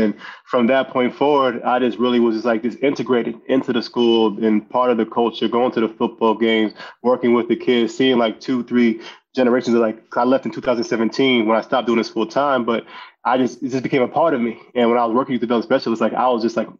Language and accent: English; Marlboro, New Jersey, United States; also born or lived in Union, New Jersey; I grew up, I actually grew up in Marlboro. I moved there in sixth grade from Union